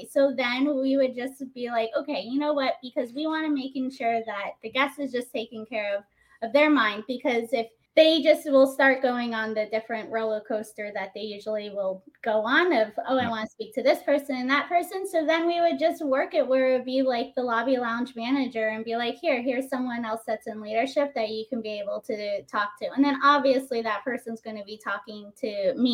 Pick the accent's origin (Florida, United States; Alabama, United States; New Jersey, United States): Florida, United States; Naples; moved away as an adult; also born or lived in New York City; I grew up in Naples